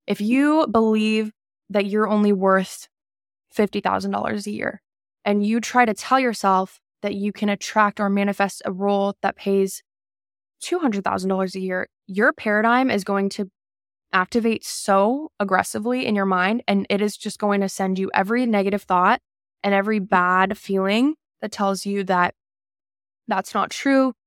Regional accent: Calabasas, California, United States; I grew up in Calabasas

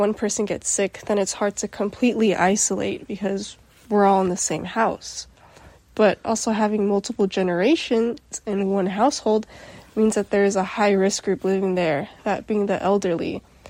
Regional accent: Philippines; Yeah, and me being Filipino and you being Mexican, it's kind of integrated in our cultures because our cultures are both family oriented

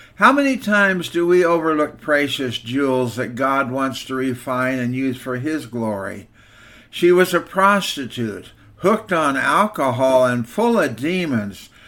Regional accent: Walla Walla, Washington, United States; When I was growing up in Walla Walla First Church, the Nazarene

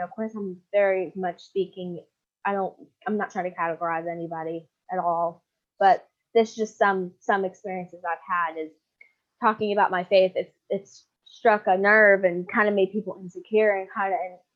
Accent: United States; me just being an American

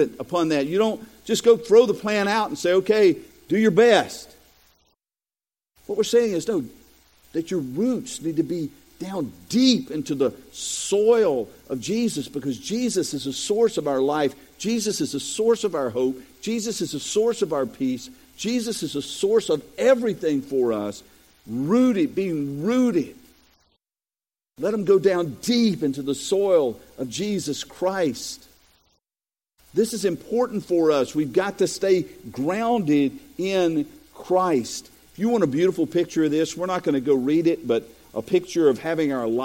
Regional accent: Robersonville, North Carolina, United States; moved away; also born or lived in Bethel, North Carolina; my hometown of Robertsonville

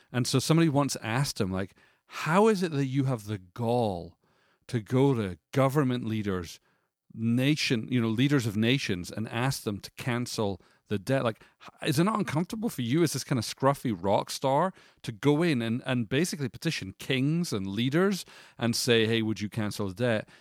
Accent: United Kingdom; as a British person

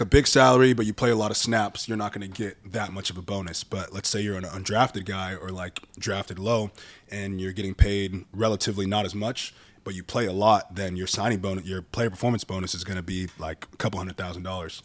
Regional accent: Orange County, California, United States; also born or lived in Bay Area, California; I was born in the Bay Area when I was in third grade, moved down to Orange County

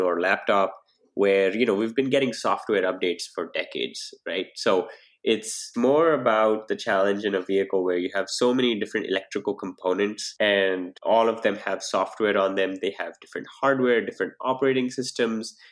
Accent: India; moved away as an adult; also born or lived in New Delhi, India / Pittsburgh, United States; now in Silicon Valley, United States; So I grew up in India and I've lived in New Delhi

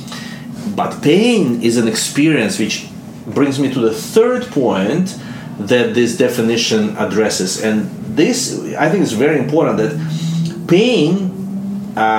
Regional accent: Russia; accent: Russian; English is a second language; moved away; my Russian accent

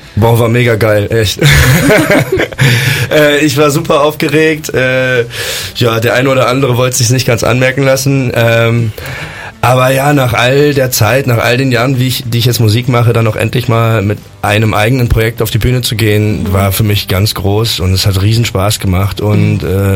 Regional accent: Bonn, North Rhine-Westphalia, Germany; ich komme aus Bonn

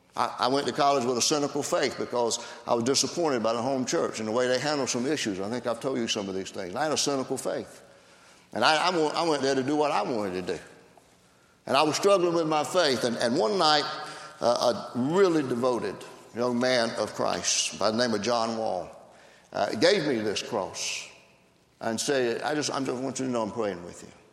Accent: South Carolina, United States; I'm a South Carolinian, and I'm proud

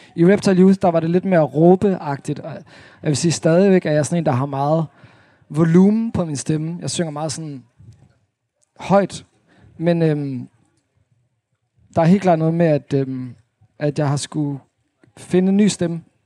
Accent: Svendborg, Southern Denmark, Denmark; moved away as an adult; also born or lived in Holstebro / Thyholm / Aarhus; now in Copenhagen, Denmark; så er jeg vokset op i Svendborg øh, på Sydfyn

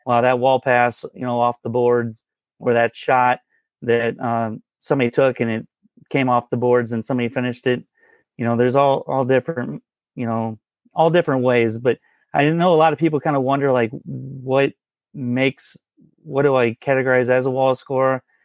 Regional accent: St. Louis, Missouri, United States; I've been born and raised in Saint Louis, Missouri here

